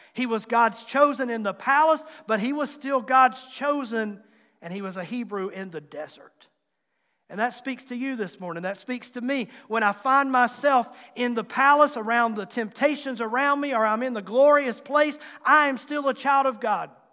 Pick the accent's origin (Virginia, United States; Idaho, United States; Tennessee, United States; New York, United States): Virginia, United States; Tazewell County, Southwest; accent: Southwest Virginia; I was from Southwest Virginia, Tazewell County, And you might hear that accent come out in my speaking and talking even to this day